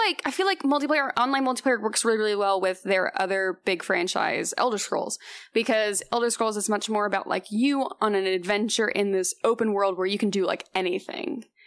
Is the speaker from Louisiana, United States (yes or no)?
no; Houston, Texas, United States; moved away as an adult; now in Los Angeles, United States; I'm originally from Houston, Texas